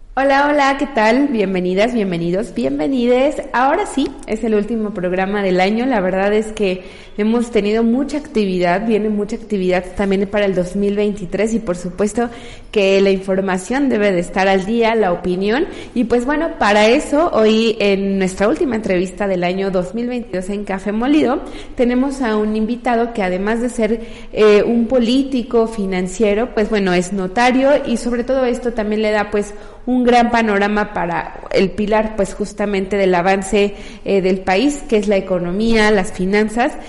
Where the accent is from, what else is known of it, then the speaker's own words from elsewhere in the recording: Mexico; como mexicanas y mexicanos